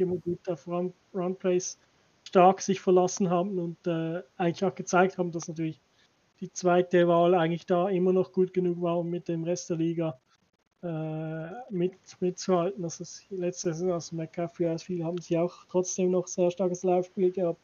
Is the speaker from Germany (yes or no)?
no; Switzerland; ich als Schweizer